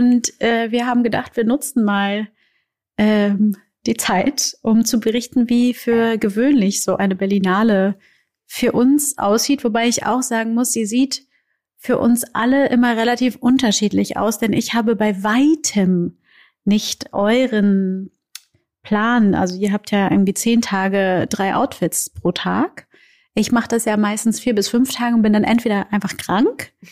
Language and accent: German; Brazil; moved away; ich komme aus Brasil